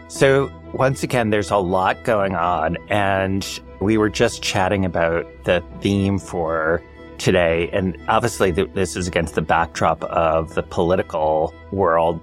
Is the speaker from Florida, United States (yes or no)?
no; New York City, New York, United States; as a New Yorker